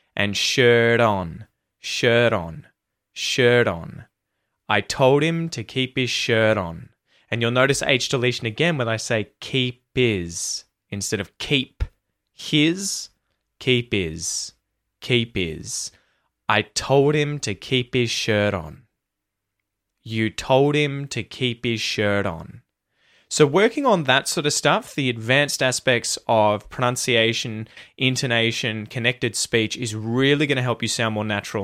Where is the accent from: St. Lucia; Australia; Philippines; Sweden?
Australia; accent: Aussie; my Aussie accent